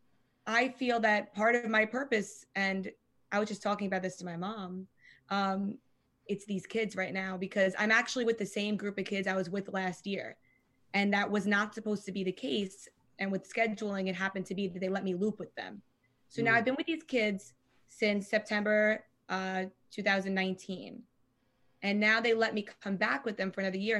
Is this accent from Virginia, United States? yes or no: no; Long Island, New York, United States; I'm from Long Island